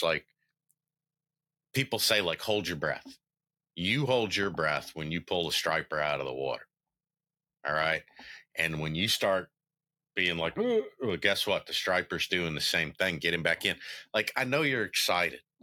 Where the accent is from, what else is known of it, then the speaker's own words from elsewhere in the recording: Memphis, Tennessee, United States; I was born in Memphis, Tennessee.